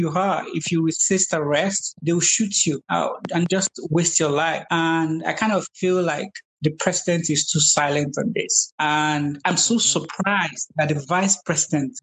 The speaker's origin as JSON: {"language": "English", "country": "Nigeria", "tie": "born or raised there", "said": "growing up in Nigeria"}